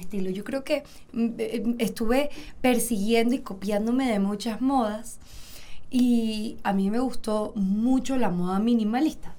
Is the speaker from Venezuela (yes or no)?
yes; Venezuela; mi papá tiene una fábrica de zapatos en Venezuela